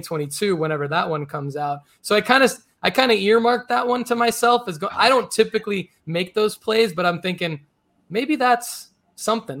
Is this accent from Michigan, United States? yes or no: yes; Detroit, Michigan, United States; I grew up in Detroit.